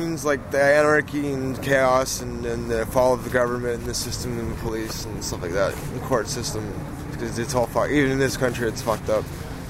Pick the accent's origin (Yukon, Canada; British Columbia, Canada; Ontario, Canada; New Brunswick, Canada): Ontario, Canada; Toronto; now in Montreal, Canada; I'm originally from Toronto, Ontario.